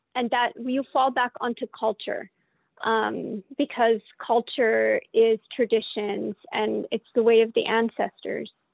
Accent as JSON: {"language": "English", "town": "Calgary", "region": "Alberta", "country": "Canada", "tie": "born or raised there", "moved": "as an adult", "lives_now": "Vancouver Island, Canada", "said": "I grew up in Calgary, so I grew up away from our culture. I moved back to the island six years ago."}